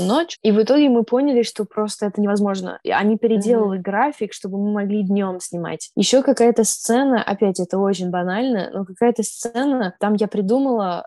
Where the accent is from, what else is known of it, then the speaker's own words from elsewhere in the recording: New York, United States; Я из Нью-Йорка